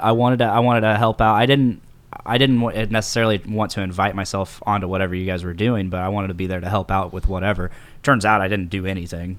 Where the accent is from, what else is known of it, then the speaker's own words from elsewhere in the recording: Delphi, Indiana, United States; also born or lived in Lafayette, Indiana; born and raised in Delphi, Saint Indiana